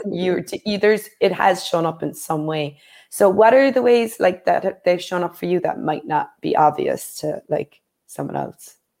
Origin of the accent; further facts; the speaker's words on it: Ireland; growing up in Ireland